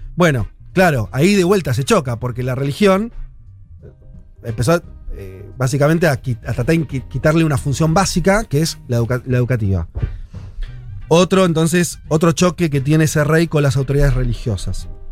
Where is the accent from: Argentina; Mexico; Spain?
Argentina; nosotros somos argentinos